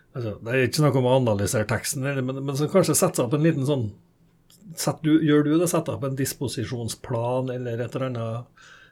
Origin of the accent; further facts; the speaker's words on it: Norway; Jeg vokste opp i Humleka og revytradisjonen i Humleka